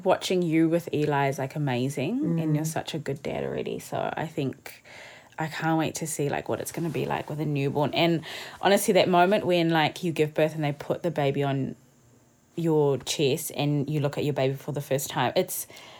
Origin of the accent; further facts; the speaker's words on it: South Africa; Yeah, I was saying how, because I'm a coloured South African